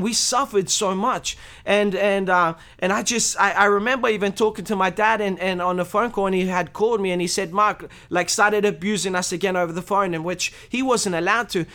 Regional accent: Australia; I was born in Australia, um, in a Christian family. I'm Romanian

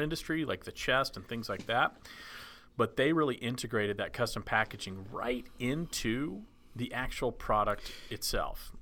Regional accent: Dallas, Texas, United States; growing up in Dallas

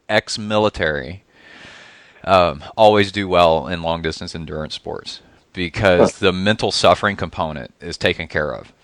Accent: Texas, United States; I grew up in Texas and in the South.

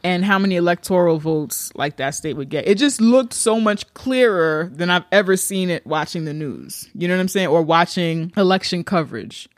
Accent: New York, United States; as a New Yorker

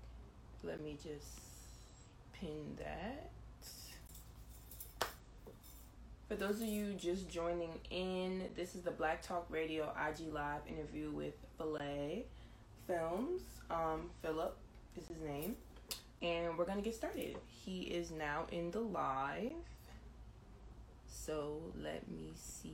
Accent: New Jersey, United States; I'm from the East Coast. I'm from North Jersey.

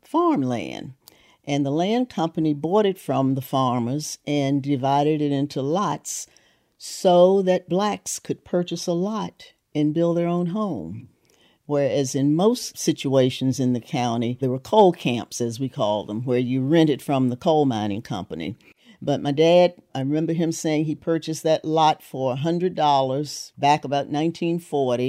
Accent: Harlem Heights, West Virginia, United States; also born or lived in Mount Hope, West Virginia; So he had a house built in Harlem Heights, and we moved there in May 1944, and that July I turned 5 years old.

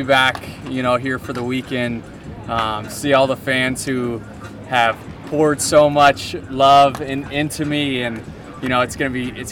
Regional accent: Tampa Bay, Florida, United States; It's still my hometown

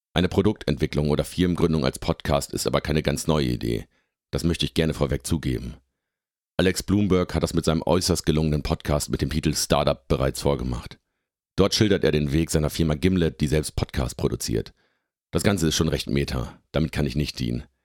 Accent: Lindern, Lower Saxony, Germany; now in Hamburg, Germany; Ich komme aus dem Oldenburger Münsterland, aus dem beschaulichen Dorf Lindern im Landkreis Kloppenburg

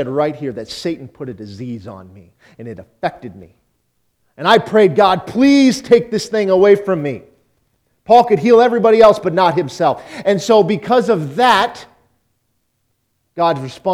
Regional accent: Auburn, Nebraska, United States; I grew up in Auburn, Nebraska

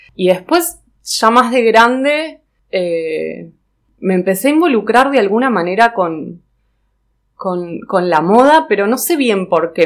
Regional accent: Neuquén, Argentina; moved away as an adult; also born or lived in Cinco Saltos, Río Negro; now in Buenos Aires, Argentina; cuando tenía tres años nos mudamos a Neuquén. Eh, y bueno, viví en Neuquén hasta los 18

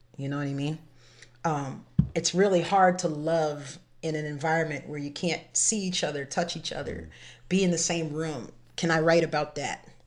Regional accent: Framingham, Massachusetts, United States; I'm not from Boston, I'm from Framingham

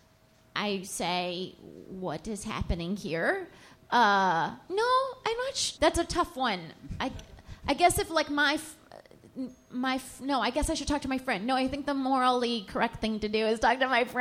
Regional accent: California, United States; now in New York, United States; I still say I'm from California

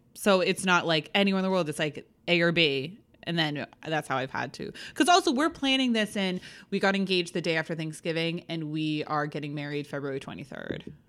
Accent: New England, United States; I'm from New England

